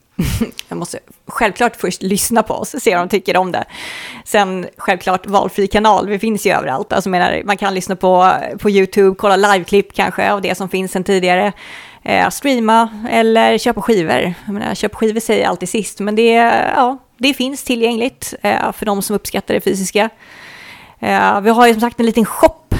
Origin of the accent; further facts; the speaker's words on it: Sweden; vi är från Sverige